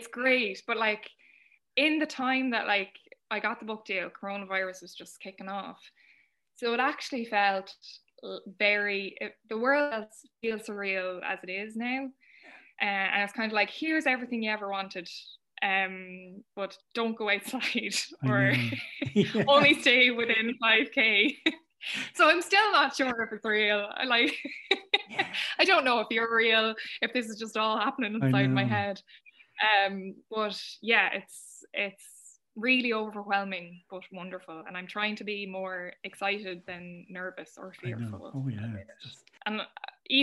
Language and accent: English; Ireland; all of our history as Irish women of being oppressed